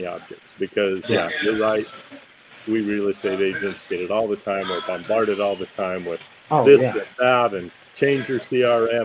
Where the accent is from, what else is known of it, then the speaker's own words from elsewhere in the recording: United States; also born or lived in Idaho / Utah; I was born in Idaho and raised in Utah, Idaho